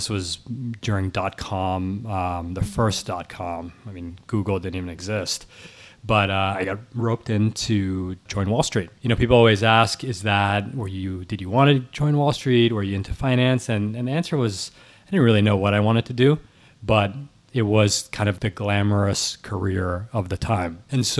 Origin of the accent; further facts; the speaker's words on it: New York City, New York, United States; So I'm actually recording from 15 blocks from where I grew up, and I was born in New York City. My parents are Cambodian and French.